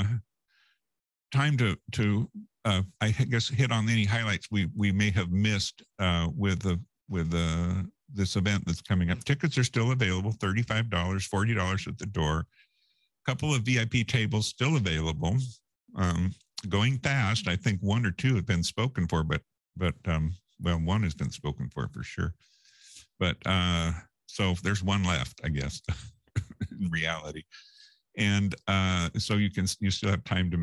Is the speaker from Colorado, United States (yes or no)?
no; Yreka, California, United States; now in Laguna Beach, United States; I came from Yreka, California, population about 3,500